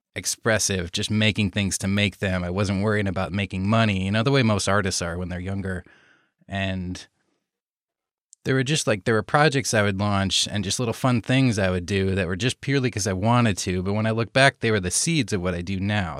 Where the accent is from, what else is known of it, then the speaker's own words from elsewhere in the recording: Iowa, United States; moved away as an adult; now in Los Angeles, United States; I grew up in Iowa, so in the States here and right in the middle of the States here in Iowa on the Mississippi River